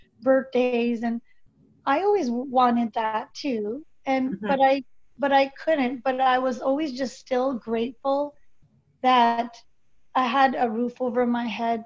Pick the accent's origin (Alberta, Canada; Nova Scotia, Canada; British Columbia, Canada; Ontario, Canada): British Columbia, Canada; Victoria; also born or lived in Calgary / Surrey; I was born in Victoria. Then we moved to Calgary and then moved back to Surrey.